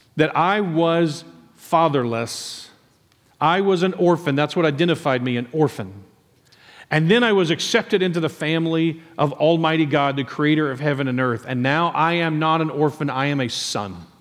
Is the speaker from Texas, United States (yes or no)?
yes; Nacogdoches, Texas, United States; in Nacad-, uh, Cherry Grove in Nacogdoches, Texas.